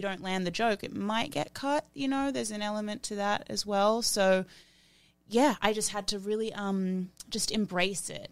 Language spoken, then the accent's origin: English; Australia; growing up in Australia, in that industry, I didn't look like anyone.